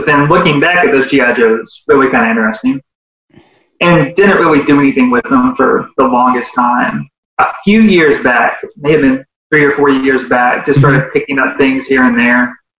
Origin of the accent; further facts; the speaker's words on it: North Louisiana, United States; moved away; also born or lived in Alabama / Norway; I'm from Louisiana originally, North Louisiana, and ULL is South Louisiana, which is totally different